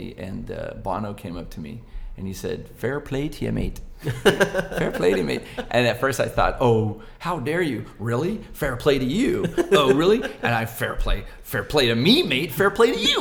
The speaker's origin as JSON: {"language": "English", "town": "Buena Park", "region": "California", "country": "United States", "tie": "born or raised there", "said": "my hometown, Buena Park"}